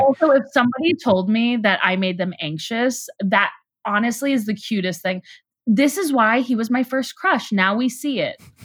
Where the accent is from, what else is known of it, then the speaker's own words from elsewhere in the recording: Houston, Texas, United States; moved away; also born or lived in Chicago; I'm Jewish and I grew up in Texas